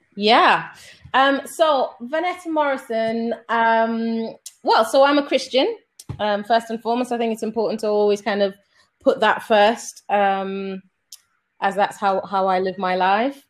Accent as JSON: {"language": "English", "country": "Sierra Leone", "also_born_or_lived": "Germany / United Kingdom", "moved": "yes", "said": "I'm originally from Sierra Leone"}